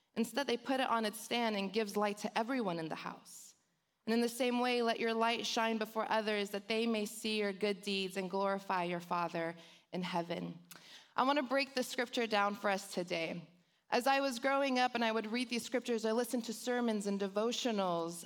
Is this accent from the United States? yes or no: yes; Los Angeles, California, United States; accent: Valley girl; I was born and raised in Los Angeles. So I grew up in the hood of the San Fernando Valley, so I'm a Valley girl